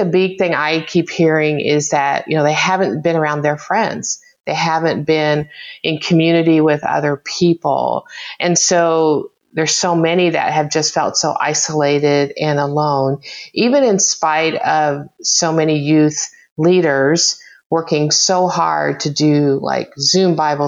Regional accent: Oklahoma, United States; I grew up in Oklahoma

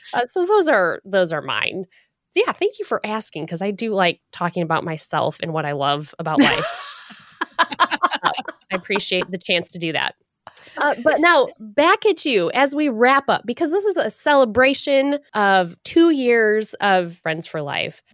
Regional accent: Michigan, United States; As a Michigander born and raised in Michigan

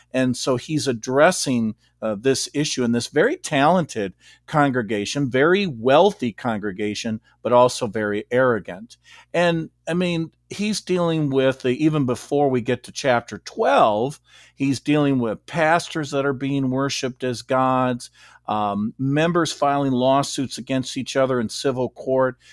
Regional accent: Beloit, Wisconsin, United States; moved away as an adult; also born or lived in Rockford, Illinois / Saint Louis, Missouri / Scituate, Massachusetts; I grew up in Beloit, Wisconsin, and I lived here until nineteen eighty-seven.

